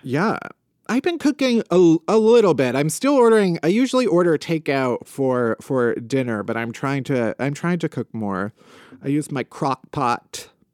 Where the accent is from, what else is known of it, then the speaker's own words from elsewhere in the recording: Midwest, United States; I was raised very Midwestern